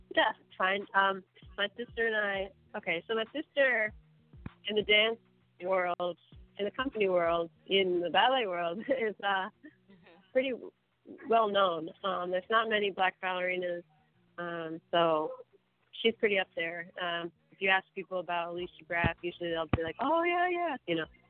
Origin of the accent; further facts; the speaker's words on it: Maryland, United States; also born or lived in Brooklyn, New York; now in Los Angeles, United States; I'm originally from Maryland. Um, but I claim New York. Mm. I, I lived in mm. Brooklyn for about nine years. I, I feel like I grew up there